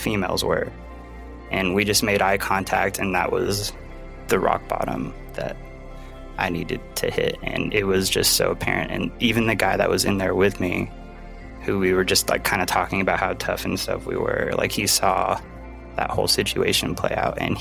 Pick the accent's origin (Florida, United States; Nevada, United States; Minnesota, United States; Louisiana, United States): Nevada, United States; Carson City; also born or lived in Long Beach, California; I was actually born in Long Beach, California, but we moved to Carson City, Nevada when I was really little.